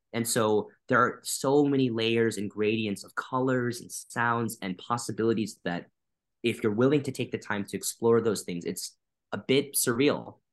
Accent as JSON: {"language": "English", "region": "Wisconsin", "country": "United States", "tie": "born or raised there", "also_born_or_lived": "Chicago", "moved": "as an adult", "lives_now": "Boston, United States", "said": "I was born and raised in Wisconsin, so I'm from the Midwest"}